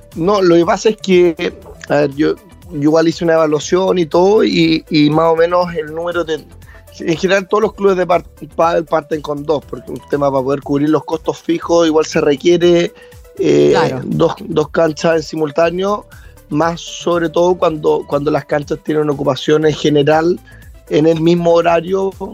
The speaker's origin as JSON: {"language": "Spanish", "region": "southern Chile", "country": "Chile", "tie": "born or raised there", "also_born_or_lived": "Viña del Mar, Chile / Santiago, Chile", "said": "Yo nací en Viña, pero, pero rápidamente mi familia, o sea, por parte de mi mamá es de Munco y, y, me vine a ir con ella desde muy temprano, ocho meses, un año, por ahí."}